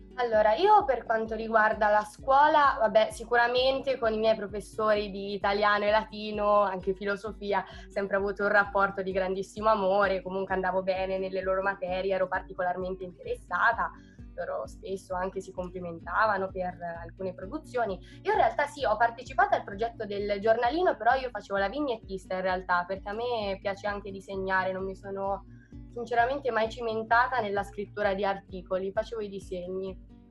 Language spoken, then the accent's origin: Italian; Perugia, Umbria, Italy; also born or lived in Rome; sono di Perugia